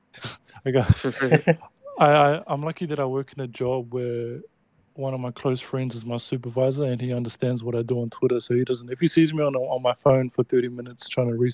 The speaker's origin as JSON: {"language": "English", "country": "New Zealand", "said": "I'm from New Zealand."}